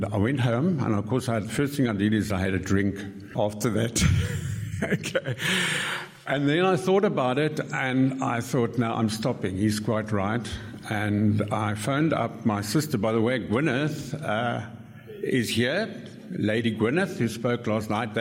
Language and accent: English; Cape Town, Western Cape, South Africa; also born or lived in Kent, England; now in Salzburg, Austria; I'm from Salzburg, Austria, but as you can hear, I'm actually a Cape Townian, also by heart